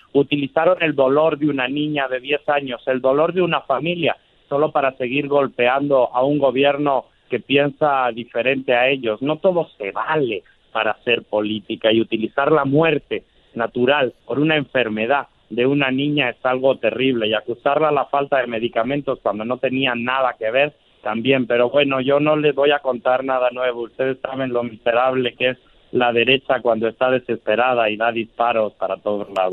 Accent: Spain; now in Mexico City, Mexico; yo soy ciudadano español

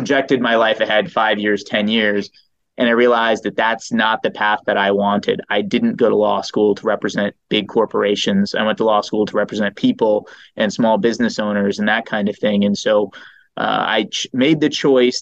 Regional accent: Eastern Shore, Maryland, United States; moved away as an adult; also born or lived in New York; now in Los Angeles, United States; I was born in New York. And for undergrad, I went to University of Maryland. I grew up in Maryland on the Eastern Shore, which is pretty rural

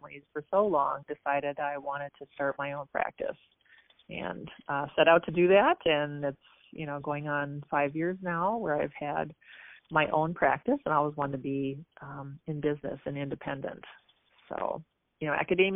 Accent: Apple Valley / Burnsville, Minnesota, United States; I grew up just south of Minneapolis in Minnesota, in the suburbs, Apple Valley, Burnsville, that area.

